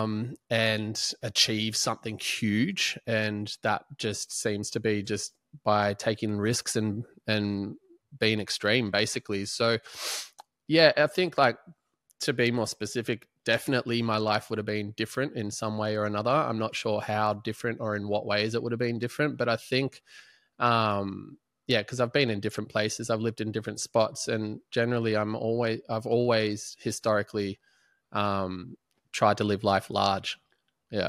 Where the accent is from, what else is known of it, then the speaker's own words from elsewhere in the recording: Melbourne, Victoria, Australia; also born or lived in Ormond / Prahran; I grew up in Balaclava till the age of fifteen